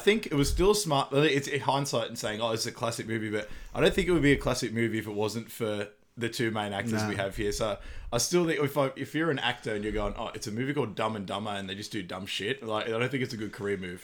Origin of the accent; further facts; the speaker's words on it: Australia; we're from Australia